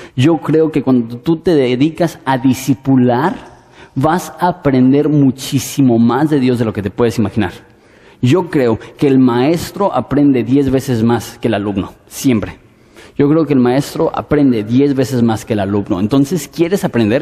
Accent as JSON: {"language": "Spanish", "country": "Mexico", "said": "así somos los mexicanos."}